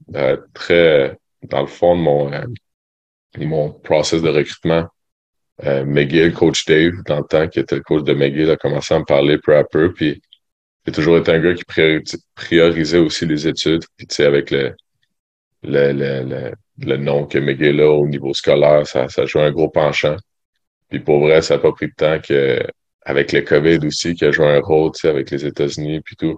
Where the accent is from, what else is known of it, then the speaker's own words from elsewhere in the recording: Sherbrooke, Quebec, Canada; moi je viens de Sherbrooke